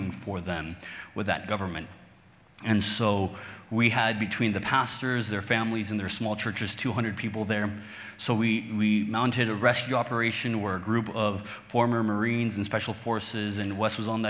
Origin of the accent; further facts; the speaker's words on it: Mexico; English is a second language; I'm Mexican, born and raised. I live in Mexico to this day. English is my second language.